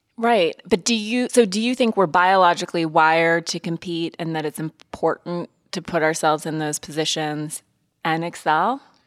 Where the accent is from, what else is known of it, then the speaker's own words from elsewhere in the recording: Montana, United States; also born or lived in East Coast; now in Los Angeles, United States; I grew up in Montana